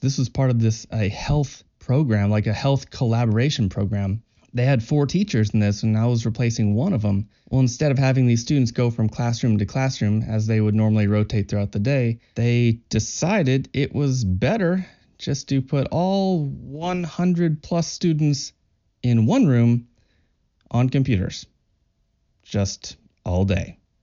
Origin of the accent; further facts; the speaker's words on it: Kentucky, United States; I'm from Kentucky in the U